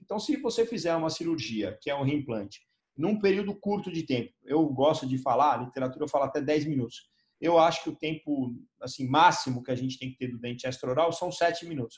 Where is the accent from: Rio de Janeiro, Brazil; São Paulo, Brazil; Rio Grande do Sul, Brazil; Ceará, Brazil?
São Paulo, Brazil; eu sou de São Paulo